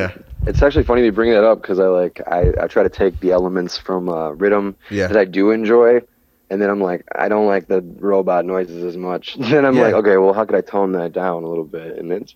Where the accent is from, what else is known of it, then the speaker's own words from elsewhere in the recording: Midwest, United States; I'm from the Midwest and we get snowstorms